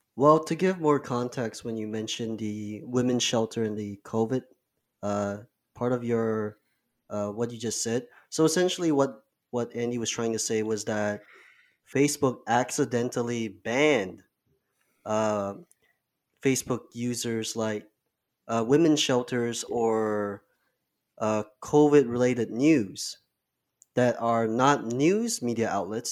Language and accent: English; Kuala Lumpur, Malaysia; now in Toronto, Canada; I'm from K L, the capital of Malaysia.